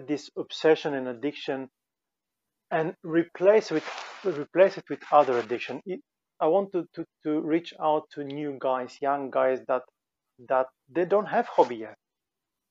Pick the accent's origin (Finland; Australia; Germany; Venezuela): Finland; we're both from Finland